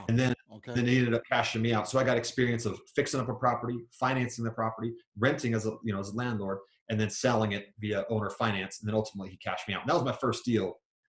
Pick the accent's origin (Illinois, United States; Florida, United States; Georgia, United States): Georgia, United States; born there; also born or lived in New York / Virginia / Kansas / Germany; now in Utah, United States; So I grew up all over the United States. I was born in Georgia, lived in New York, Virginia, Kansas, Germany, lived all over the place, ended up in Utah.